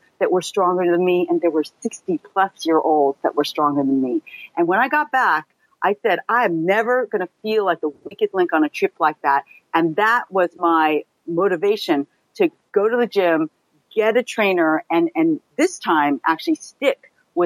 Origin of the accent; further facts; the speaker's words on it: California, United States; moved away as an adult; now in New York, United States; I grew up in California, and I was pretty fit growing up, as a lot of kids are in California